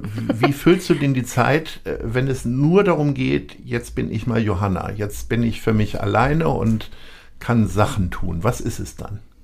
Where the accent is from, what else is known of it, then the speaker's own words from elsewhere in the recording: Lower Saxony, Germany; ich komme aus Niedersachsen